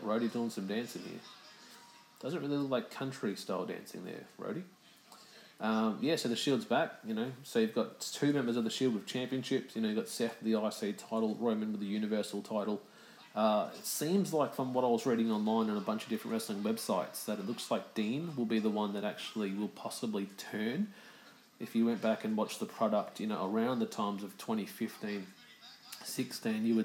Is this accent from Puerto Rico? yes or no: no; Melbourne, Victoria, Australia; my hometown of Melbourne